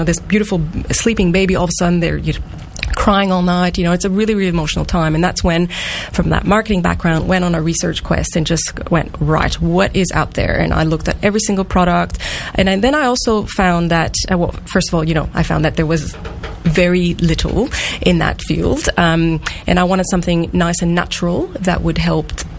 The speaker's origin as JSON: {"language": "English", "country": "Canada", "accent": "French-Canadian", "moved": "as an adult", "lives_now": "Australia", "said": "the accent is... French-Canadian. French-Canadian. Originally, yes. I am Australian too"}